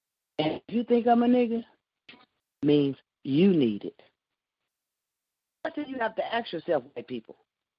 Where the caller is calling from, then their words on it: Paris, Tennessee, United States; I'm calling from Paris, Tennessee.